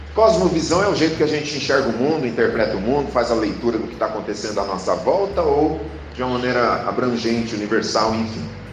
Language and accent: Portuguese; Brazil; nós somos brasileiros.